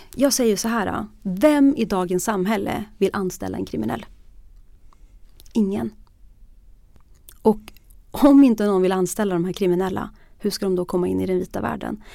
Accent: Bollnäs, Gävleborg County, Sweden; Jag, jag växte upp i Bollnäs

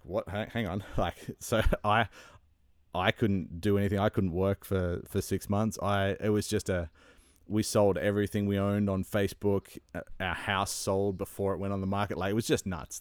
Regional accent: Sydney, New South Wales, Australia; moved away as an adult; now in Ontario, Canada; I grew up in Sydney

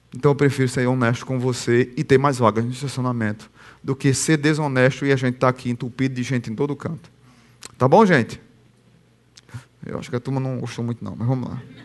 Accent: Northeast Region, Brazil; eu sou brasileiro e nordestino

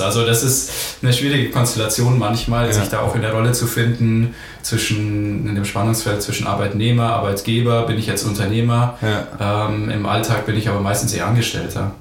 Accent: Ingolstadt, Bavaria, Germany; geboren in Ingolstadt, aufgewachsen in Ingolstadt

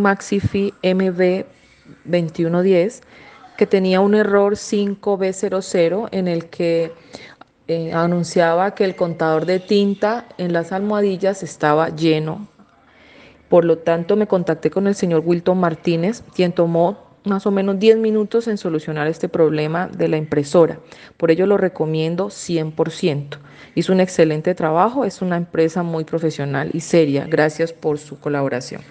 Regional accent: Cali, Valle del Cauca, Colombia; soy de Cali, Colombia

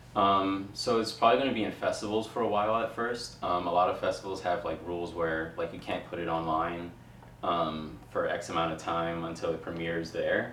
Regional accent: New York City, New York, United States; I'm from Queens, so like to be able to like actually make a difference for uh, like for the kids in the borough I grew up

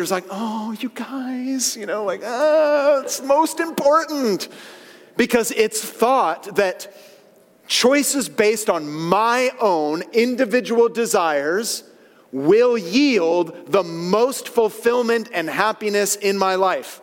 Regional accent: San Francisco Bay Area, California, United States; I grew up with in the San Francisco Bay Area

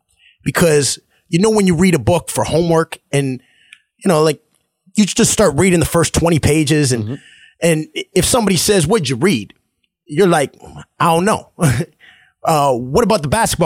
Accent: Sarnia, Ontario, Canada; also born or lived in Saskatchewan / Sault Ste. Marie, Ontario; I grew up in Sarnia, which is less than an hour from Detroit

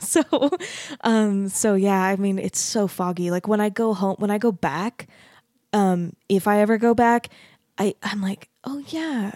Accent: Arizona, United States; moved away as an adult; also born or lived in Texas / Utah; now in Salt Lake City, United States; I grew up in Arizona

